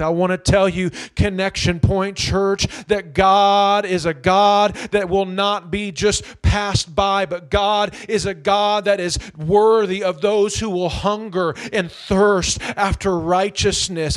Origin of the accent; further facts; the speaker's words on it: Indianapolis, Indiana, United States; having just grown up in the near northwest side of Indianapolis